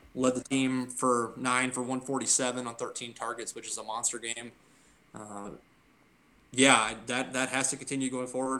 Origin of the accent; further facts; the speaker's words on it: Norwalk, United States; I moved uh, to Norwalk, which is our, my hometown